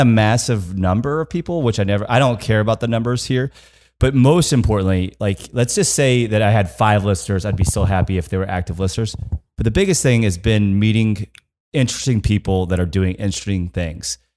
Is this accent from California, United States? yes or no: no; Kansas, United States; I'm from Kansas.